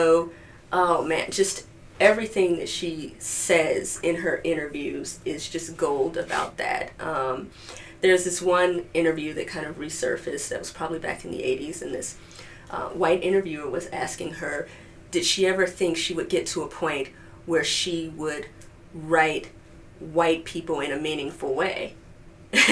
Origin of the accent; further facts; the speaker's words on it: Chicago, Illinois, United States; I grew up just enshrined in Blackness. I mean, it doesn't get much Blacker on the south side of Chicago